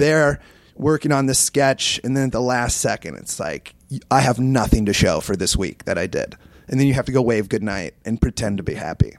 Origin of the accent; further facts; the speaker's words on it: Iowa, United States; moved away; I grew up in Iowa